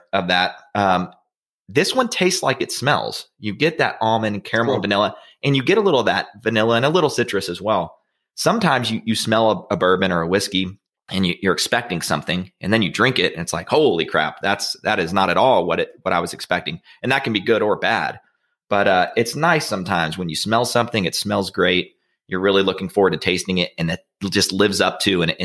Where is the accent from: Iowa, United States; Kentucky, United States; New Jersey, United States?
Kentucky, United States; Frankfort; my hometown, Frankfort, Kentucky